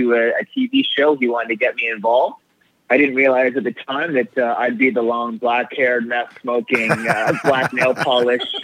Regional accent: Coquitlam, British Columbia, Canada; also born or lived in New Westminster; I was born in New Westminster, Royal Columbian, but I grew up in Coquitlam

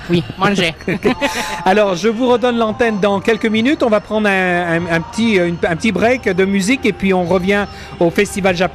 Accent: Montreal, Quebec, Canada; French is a second language; Oui, je suis né à Montréal.

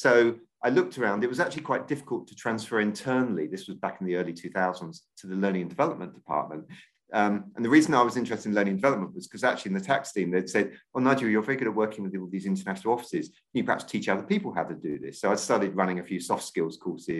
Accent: Maidstone, South East England, United Kingdom; also born or lived in London / Lesbos, Greece; I grew up down in Kent. So I went to Maidstone Grammar School

